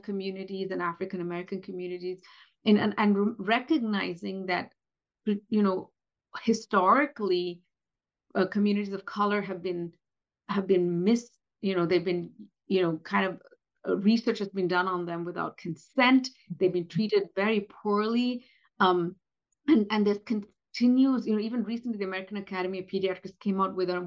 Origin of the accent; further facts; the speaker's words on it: India; moved away; based on being Indian. you know, come from a community and from a country where colorism is very, very rampant